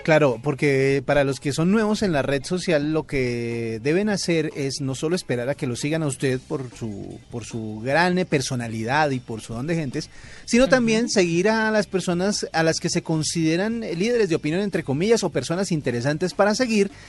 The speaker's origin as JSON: {"language": "Spanish", "country": "Colombia", "said": "colombiana como Sofía Vergara en nuestro país"}